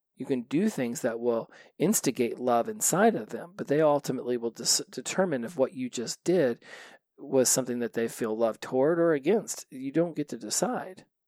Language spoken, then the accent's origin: English; Los Angeles, California, United States; I come from Los Angeles